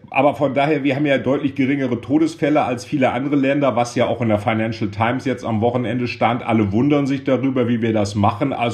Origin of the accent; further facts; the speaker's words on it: Rhineland, Germany; muss ich als Rheinländer